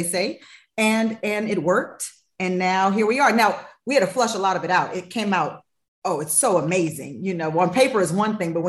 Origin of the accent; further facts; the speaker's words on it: Los Angeles, California, United States; moved away as an adult; also born or lived in Nashville; I am from Los Angeles, born and raised. So I have been right here in the Fairfax District. I grew up right on around Fairfax and Olympic my whole life.